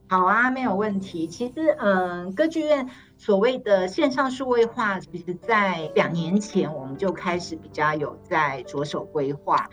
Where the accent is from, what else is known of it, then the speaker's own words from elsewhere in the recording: Taipei, Taiwan; moved away as an adult; now in Taichung, Taiwan; 虽然我跟总监我们都是台北人